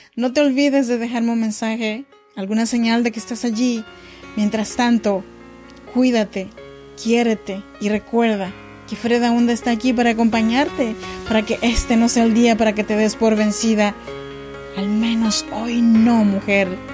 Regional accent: Oaxaca, Mexico; moved away as an adult; now in Sacramento, United States; yo soy mexicana de Oaxaca, pero actualmente vivo en Sacramento, California, desde hace ya 13 años

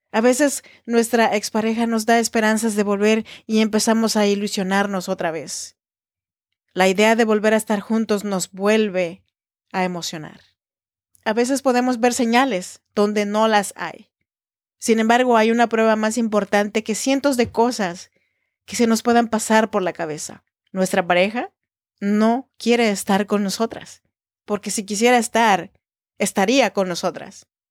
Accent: Oaxaca, Mexico; now in Sacramento, United States; soy oaxaqueña de corazón

